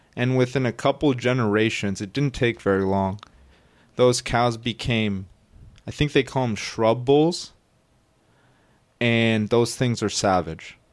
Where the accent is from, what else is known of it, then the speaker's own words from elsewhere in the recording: United States; we as Americans